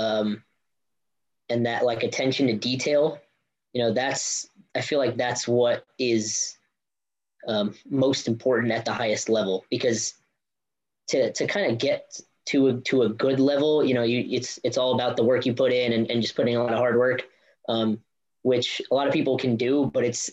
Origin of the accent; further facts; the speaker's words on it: New Jersey, United States; moved away as an adult; I grew up in New Jersey with my coach Yuri Aminov at Monmouth Gymnastics